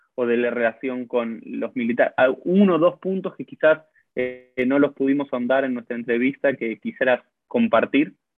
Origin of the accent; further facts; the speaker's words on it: Argentina; yo como argentino soy un argentino judío